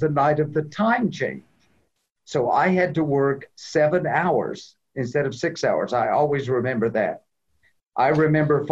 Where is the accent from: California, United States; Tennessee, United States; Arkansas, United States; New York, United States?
Tennessee, United States; Clarksville; also born or lived in Loves Park, Illinois; I'm from Clarksville. I graduated Montgomery Central in 1971